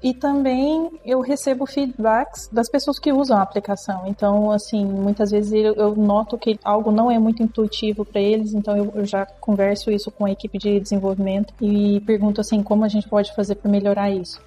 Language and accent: Portuguese; Brazil; moved away as an adult; now in Ecuador; eu sou do Brasil